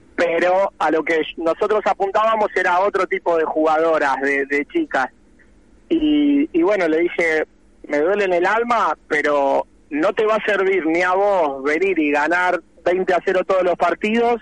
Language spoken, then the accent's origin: Spanish; Buenos Aires, Argentina; yo soy de Capital